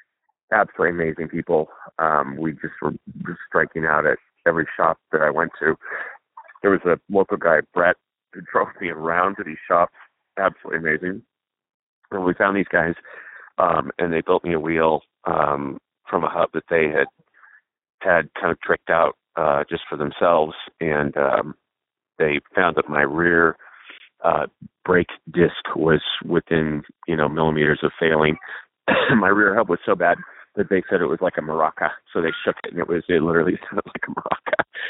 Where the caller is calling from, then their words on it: Breckenridge, Colorado, United States; I am calling from Breckenridge, Colorado, this time here the right way.